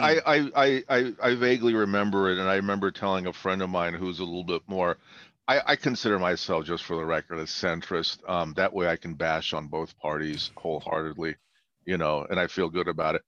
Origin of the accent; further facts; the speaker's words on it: Baghdad, Baghdad Governorate, Iraq; now in United States; I was born in Baghdad and uh, emigrated here uh, 55 years ago